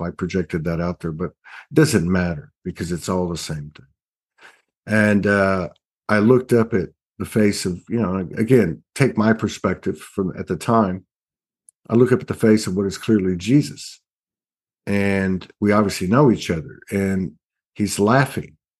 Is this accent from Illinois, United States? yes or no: no; South Texas, United States; I come from South Texas. We have, we had a, a lot of family roots in the town, big, big family